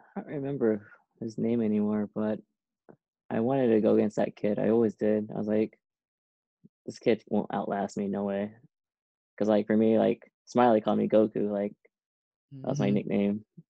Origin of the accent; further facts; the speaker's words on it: Seaside, California, United States; moved away as an adult; also born or lived in Irvine, California / Boston; growing up in Seaside, we lived by the beach, we lived by Monterey Bay.